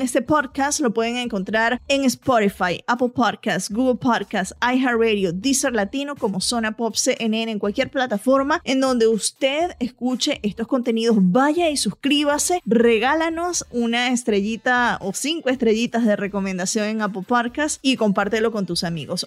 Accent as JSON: {"language": "Spanish", "country": "Venezuela", "tie": "born or raised there", "moved": "as an adult", "lives_now": "United States", "said": "yo soy venezolana, crecí en Venezuela, me mudé a Estados Unidos ya cuando estaba en mis early 20s"}